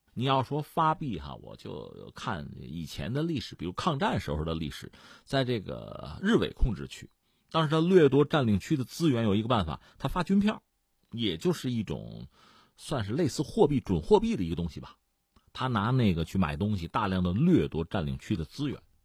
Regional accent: Hebei, China; 我们是河北人

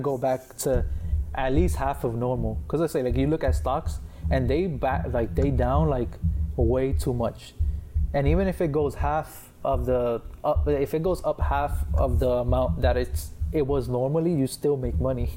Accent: Puerto Rico

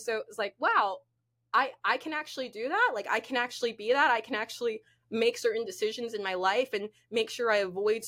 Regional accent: Orlando, Florida, United States; now in Miami, United States; I grew up in Orlando, I had my nonprofit there

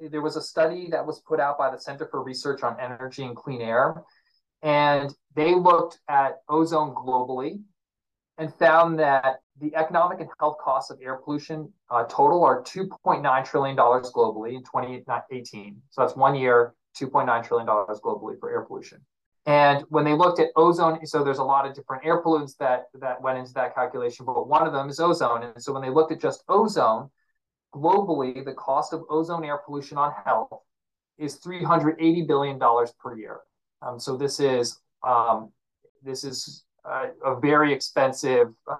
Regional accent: Virginia, United States; I grew up in Virginia

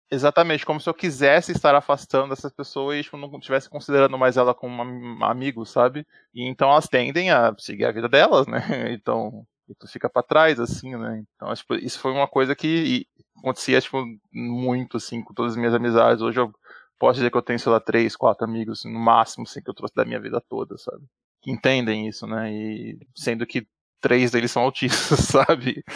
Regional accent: São Paulo, Brazil; tenho 85 anos, sou também de São Paulo

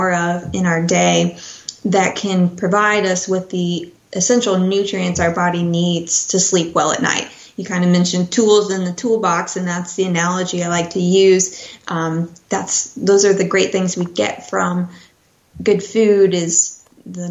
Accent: Midwest, United States; I grew up in the Midwest

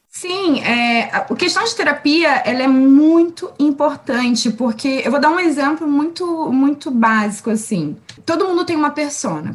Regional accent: Rio de Janeiro, Brazil; moved away as an adult; also born or lived in Baixada Santista; now in São Paulo, Brazil; eu cresci no Rio

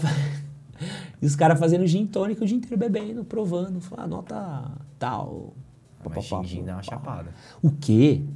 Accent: Brazil; eu era brasileiro

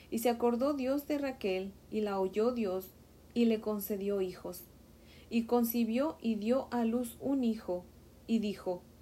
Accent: Mexico; Como saben, yo soy de México y en México a los niños les decimos chamacos, chiquillos, ¿verdad?

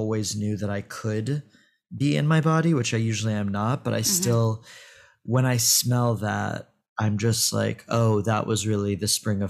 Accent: Tel Aviv, Tel Aviv District, Israel; Like, I was born in Tel Aviv, and I spent a lot of my youth there and a lot of my summers there.

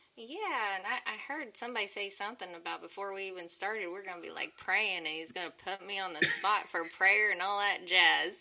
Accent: Oklahoma, United States; I'm from Oklahoma. I'm a country girl

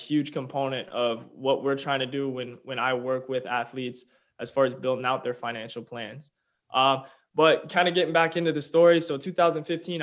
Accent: Olathe, Kansas, United States; also born or lived in Oklahoma; I was born and raised in Olathe, Kansas, just outside Kansas City.

